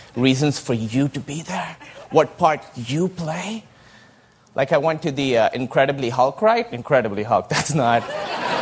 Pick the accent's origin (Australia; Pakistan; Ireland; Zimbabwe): Pakistan; moved away; I grew up in Pakistan